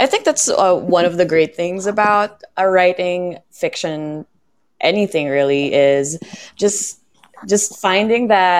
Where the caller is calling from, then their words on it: Philippines; I'm calling in from the Philippines.